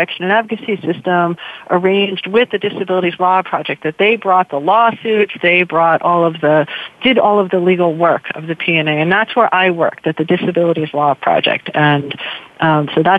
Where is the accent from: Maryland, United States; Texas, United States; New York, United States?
New York, United States; moved away; also born or lived in Pittsburgh; I'm a New Yorker, actually